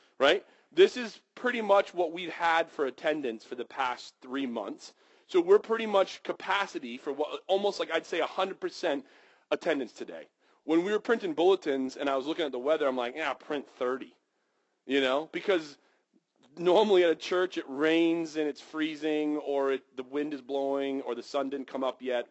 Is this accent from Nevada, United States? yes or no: no; Western Maine, United States; I grew up in Western Maine